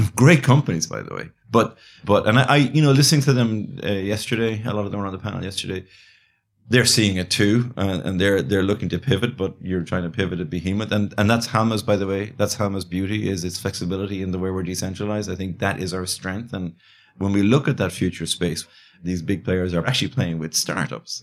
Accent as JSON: {"language": "English", "town": "Galway", "region": "Connacht", "country": "Ireland", "tie": "born or raised there", "also_born_or_lived": "Dublin, Ireland / China", "said": "I grew up in Ireland, yeah, on the West Coast"}